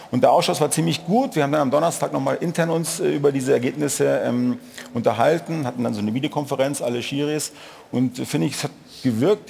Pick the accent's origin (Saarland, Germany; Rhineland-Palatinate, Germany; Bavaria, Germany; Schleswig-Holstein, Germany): Bavaria, Germany; Munich; Ich komme ja aus, aus München.